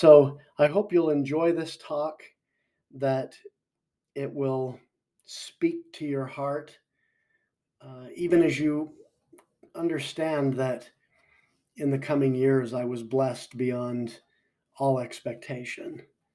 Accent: Orem, Utah, United States; I grew up in Orem, Utah

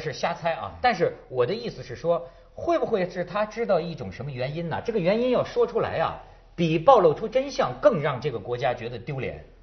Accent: northern China, China; 跟咱们北方民族有点不太一样

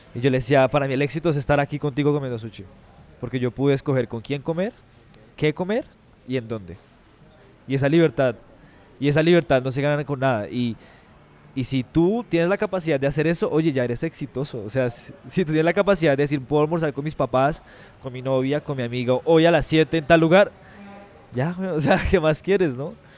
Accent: Ibagué, Tolima, Colombia; somos de Ibagué, nos sentimos orgullosos de Ibagué

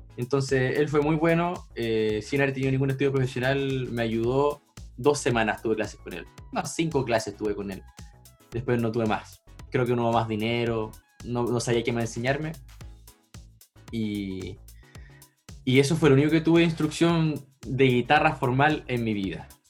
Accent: Chile; soy de Chile

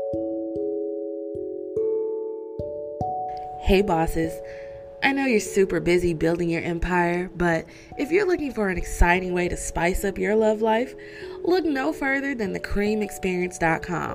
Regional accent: Detroit, Michigan, United States; my hometown of Detroit. I am a Detroiter through and through

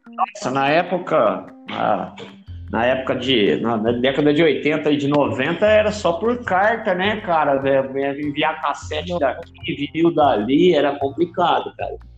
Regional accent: Porto Ferreira, São Paulo, Brazil; eu sou de Porto Ferreira, acabou migrando para cá

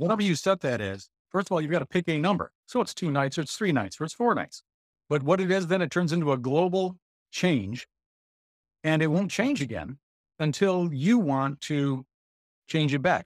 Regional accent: Jackson, Michigan, United States; We're from the Jackson area

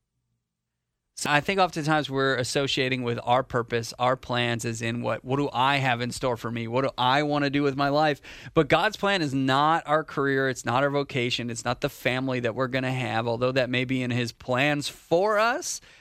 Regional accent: Canada; moved away as an adult; now in North Carolina, United States; I'm Canadian. I'm not from here. I'm not from America

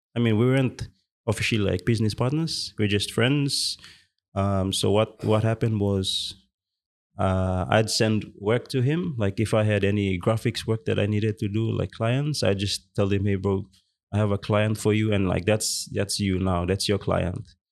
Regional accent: Western Province, Papua New Guinea; I'm from Western Province as well.

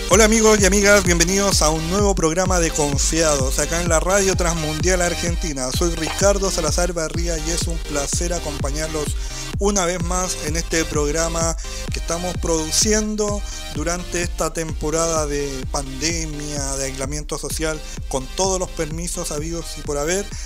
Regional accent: southern Chile, Chile; nosotros somos del sur de Chile

